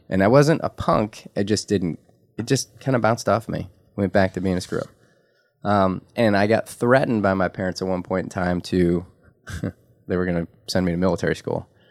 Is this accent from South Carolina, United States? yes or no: no; Detroit, Michigan, United States; I was legitimately born in Detroit in the heart